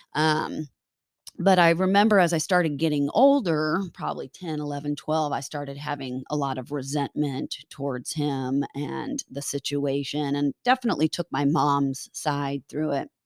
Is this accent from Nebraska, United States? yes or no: yes; Lincoln, Nebraska, United States; moved away; I was born in Lincoln, Nebraska